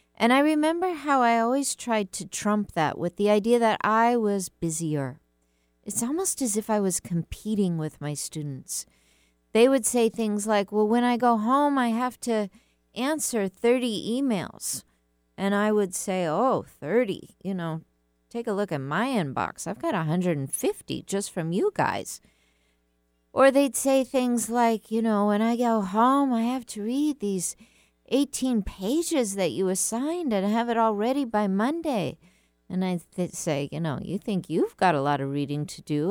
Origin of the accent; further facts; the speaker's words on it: United States; I'm an American